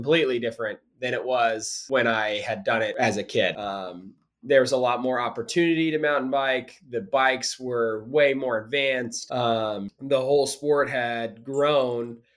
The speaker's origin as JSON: {"language": "English", "town": "Springfield", "region": "Missouri", "country": "United States", "said": "I'm originally from Springfield, but a lot of my family lived out there"}